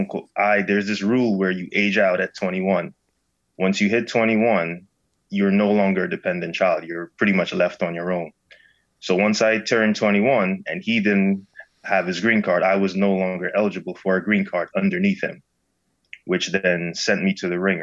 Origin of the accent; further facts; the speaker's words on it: Guyana; born there; also born or lived in Saint Lucia; So I moved here from St. Lucia, but I was born in another country called Guyana.